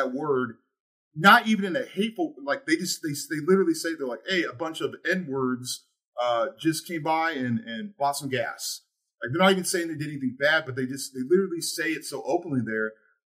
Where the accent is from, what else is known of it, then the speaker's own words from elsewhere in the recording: Seattle, Washington, United States; moved away as an adult; now in Buffalo, United States; I'm from Seattle. The first 27 years of my life I lived in Seattle. It's a very progressive, safe place.